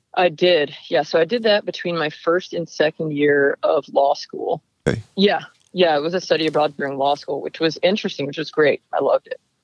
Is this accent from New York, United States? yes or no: yes; Lake Peekskill, New York, United States; now in Livermore, United States; The name of the town I grew up in is called Lake Peekskill.